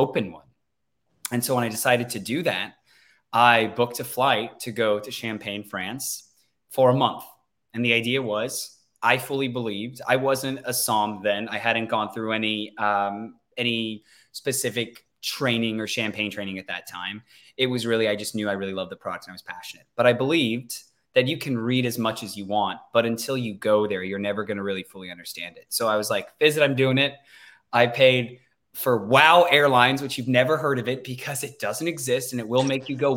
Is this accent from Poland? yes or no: no; Sacramento, California, United States; also born or lived in Cleveland, Ohio; born and raised in Sacramento